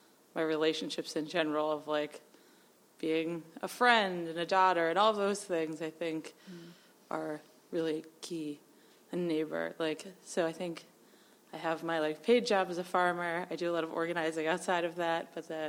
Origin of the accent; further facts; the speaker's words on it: New Hampshire, United States; moved away; I grew up in New Hampshire.